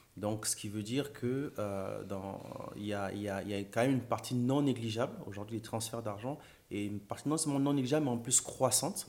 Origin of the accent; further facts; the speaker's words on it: Gabon; moved away as an adult; now in France; Donc, moi, j'ai grandi au Gabon.